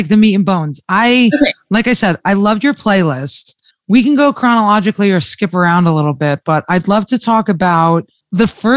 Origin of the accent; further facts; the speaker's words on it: New Jersey, United States; I'm from New Jersey